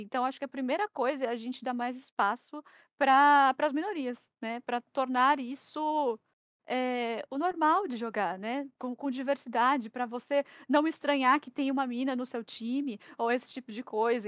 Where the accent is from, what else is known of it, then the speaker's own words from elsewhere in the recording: Santos, São Paulo, Brazil; also born or lived in Araraquara; Eu sou de Santos